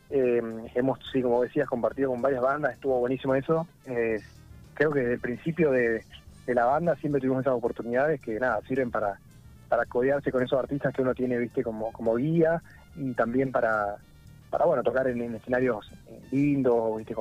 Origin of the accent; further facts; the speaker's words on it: San Francisco, Córdoba, Argentina; now in Buenos Aires, Argentina; Eh, San Francisco es una ciudad que está en realidad más cerca de Santa Fe que de Córdoba. Por eso no, no, tengo tonada.